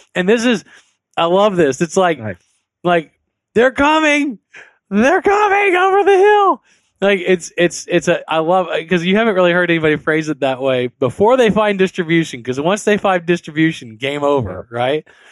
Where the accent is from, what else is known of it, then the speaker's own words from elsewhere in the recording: South Louisiana, United States; I'm from South Louisiana